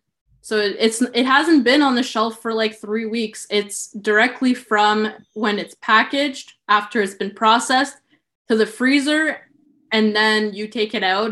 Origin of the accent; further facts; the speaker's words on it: Sudbury, Ontario, Canada; So I was born in Sudbury, Ontario, which is, I would say, like 4 hours from Toronto, 4 hours from Ottawa.